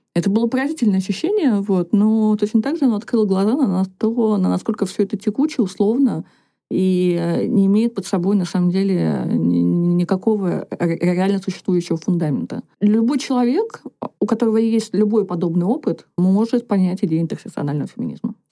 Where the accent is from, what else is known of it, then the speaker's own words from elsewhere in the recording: Komi Republic, Russia; moved away as an adult; now in Moscow, Russia; я по национальности коми, я выросла в Коми Республике